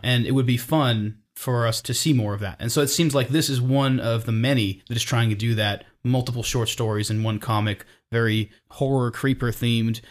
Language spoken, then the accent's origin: English; Napa, California, United States; growing up in Napa, California